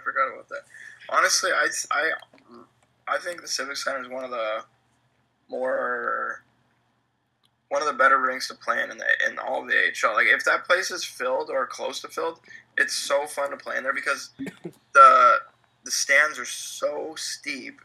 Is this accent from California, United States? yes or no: yes; California, United States; moved away as an adult; also born or lived in Glens Falls, New York; I am from California